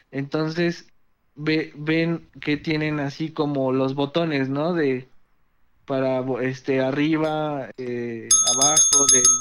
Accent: Mexico City, Mexico; De la Ciudad de México.

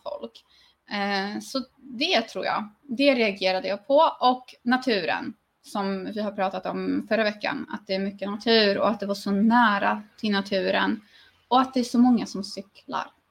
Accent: Sweden; now in Poland; jag är svensk

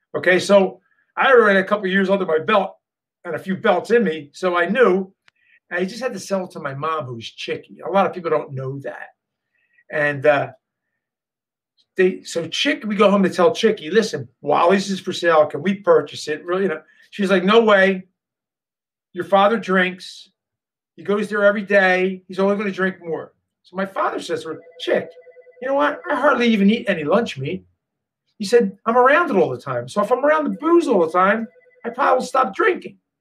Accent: Philadelphia, Pennsylvania, United States; Northeast Philly guy, grew up in Northeast Philadelphia, the only Italian in the neighborhood

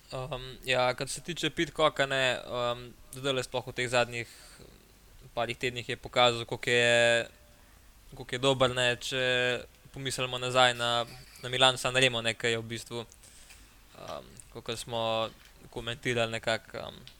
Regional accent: Slovenia

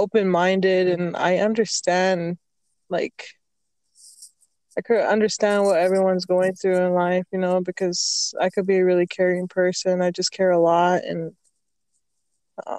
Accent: Arizona, United States; now in Utah, United States; I was born and raised in Arizona, but I'm currently in Utah

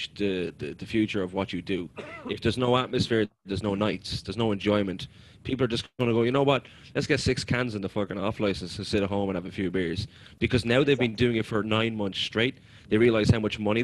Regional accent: Ireland; we've gone through worse as Irish people

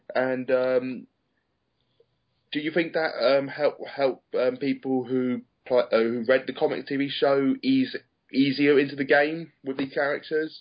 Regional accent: United Kingdom; accent: British; I'm from the UK. If you can't tell my by my British accent.

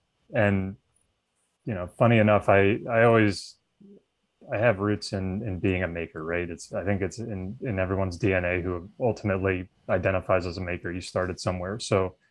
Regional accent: Philadelphia, Pennsylvania, United States; I grew up in the Philadelphia area.

